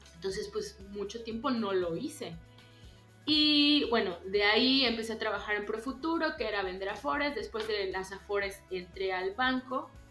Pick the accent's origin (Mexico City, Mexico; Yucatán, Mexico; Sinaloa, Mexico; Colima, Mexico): Yucatán, Mexico; yo soy yucateca, nacida y, vivida aquí. Este, eh, igual de papás yucatecos.